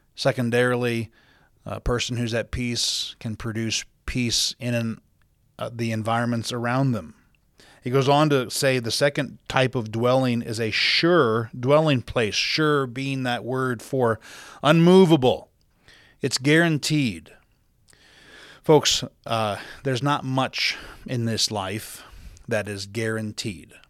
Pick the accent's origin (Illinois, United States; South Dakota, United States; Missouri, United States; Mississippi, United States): South Dakota, United States; now in Utah, United States; growing up in South Dakota, the Great Plains of the country